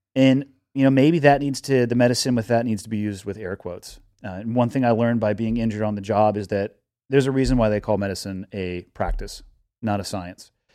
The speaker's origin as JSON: {"language": "English", "town": "Santa Cruz", "region": "California", "country": "United States", "tie": "born or raised there", "moved": "as an adult", "lives_now": "Montana, United States", "said": "growing up in Santa Cruz"}